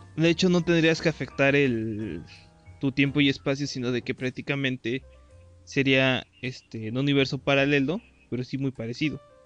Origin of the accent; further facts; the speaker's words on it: State of Mexico, Mexico; moved away; yo originalmente soy del Estado de México